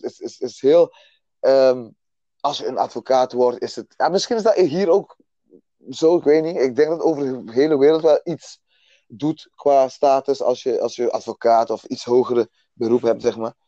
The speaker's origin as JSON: {"language": "Dutch", "country": "Aruba", "tie": "born or raised there", "moved": "yes", "lives_now": "Netherlands", "said": "geboren op Aruba dus. Klein eilandje eh, dicht bij Venezuela daar stuk van Nederland dus, Aruba, Bonaire en Curaçao. Ehm, daar opgegroeid"}